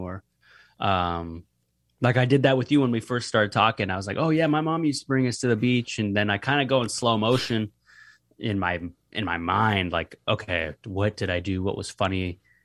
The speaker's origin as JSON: {"language": "English", "town": "Seattle", "region": "Washington", "country": "United States", "said": "I'm from Seattle"}